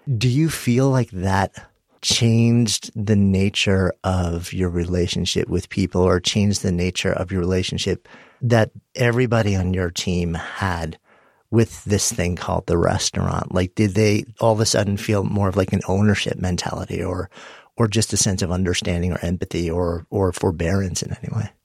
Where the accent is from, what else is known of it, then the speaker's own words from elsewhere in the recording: New York City, New York, United States; being a New Yorker and being in New York City during that time